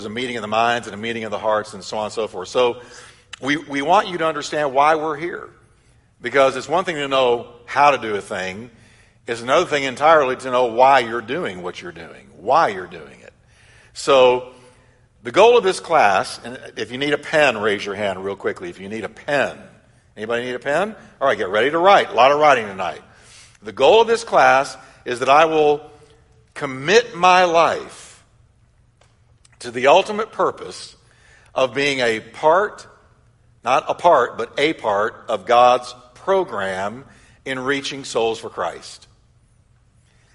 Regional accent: Texas, United States; I was raised in Texas

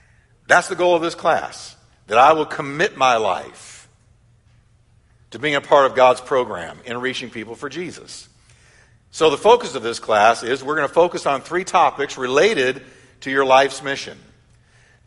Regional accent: Texas, United States; I was raised in Texas

